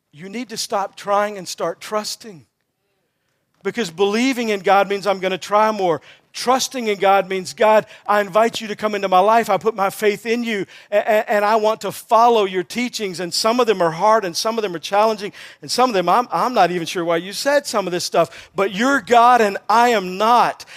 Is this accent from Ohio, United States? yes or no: no; Texas, United States; I'm from Texas